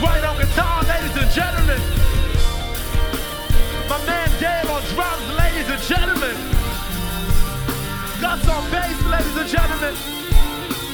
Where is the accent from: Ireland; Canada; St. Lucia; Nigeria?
St. Lucia; I am from St. Lucia